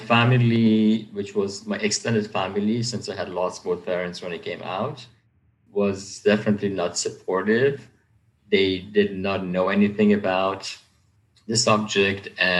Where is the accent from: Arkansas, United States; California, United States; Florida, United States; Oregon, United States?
California, United States; Beverly Hills; also born or lived in Germany / Iran (Persian ancestry); hostility against Persians that basically all the Persians were sticking together. And I was in this little bubble of Tehrangeles, I guess, and going to Beverly High, I didn't have any non-Persian friends basically until I came out.